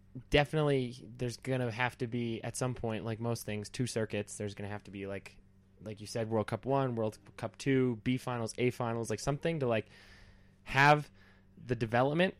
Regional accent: Canada; I'm Canadian

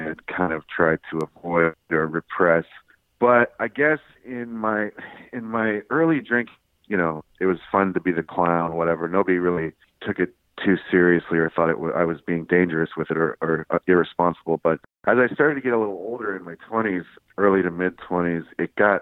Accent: Inland Empire, California, United States; also born or lived in Orange, California; Then we moved to the Inland Empire, which, you know, I wasn't too fond of, but I went to high school there

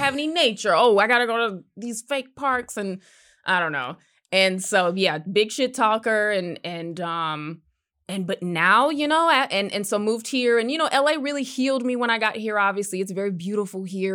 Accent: South Carolina, United States; also born or lived in Connecticut / New York; now in Los Angeles, United States; I was born in Connecticut, but I grew up in South Carolina

